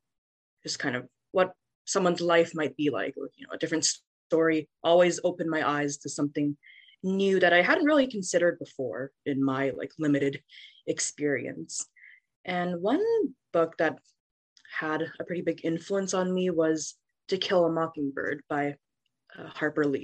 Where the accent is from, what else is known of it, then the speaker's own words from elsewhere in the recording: Vancouver, British Columbia, Canada; moved away as an adult; now in Nashville, United States; I was born and raised in Vancouver, Canada.